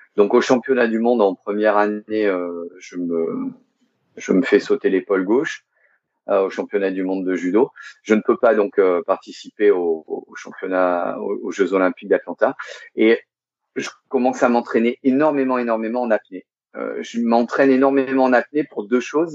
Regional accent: Monaco; Je suis né le 14 février 1975 à Monaco. Donc, je suis monégasque.

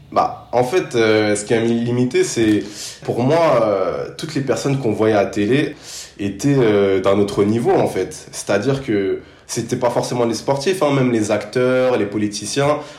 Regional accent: Paris, Île-de-France, France; also born or lived in Sarcelles; je suis né à Paris et j'ai toujours vécu en, banlieue parisienne

